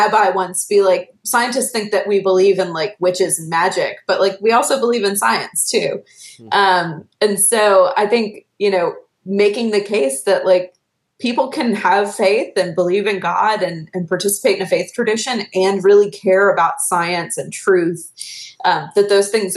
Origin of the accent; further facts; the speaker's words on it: the American South, United States; my identity as a Southerner